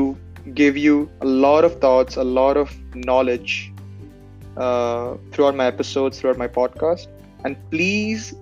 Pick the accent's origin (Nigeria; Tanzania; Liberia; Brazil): Tanzania; Dar es Salaam; also born or lived in India; now in Canada; I was born in India, but I have spent half of my childhood in a country called Tanzania, Dar es Salaam.